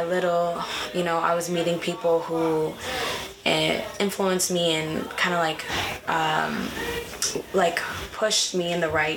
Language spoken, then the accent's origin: English; Portland, Maine, United States; I was born in Portland, Maine. I was raised there as well.